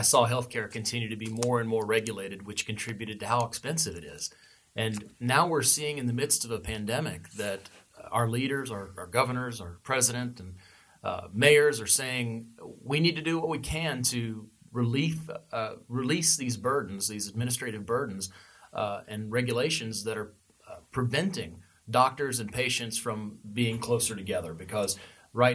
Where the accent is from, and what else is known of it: United States